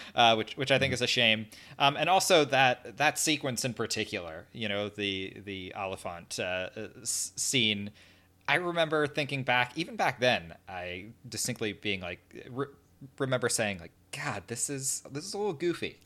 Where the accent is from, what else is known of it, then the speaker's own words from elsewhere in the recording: New Jersey, United States; right now I am a English teacher, uh, up in New Jersey where we, where we spent most of our days